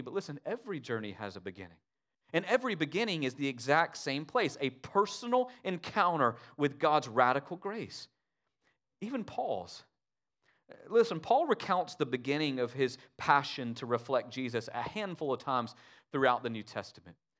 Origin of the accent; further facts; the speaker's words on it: United States; us as American Christians